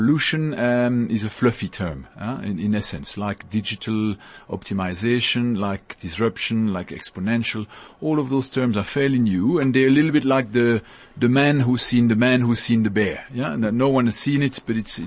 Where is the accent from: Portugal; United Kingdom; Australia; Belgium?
Belgium; Brussels, Brussels-Capital Region; moved away as an adult; also born or lived in Europe; now in Johannesburg, South Africa; I was born in Belgium and in Brussels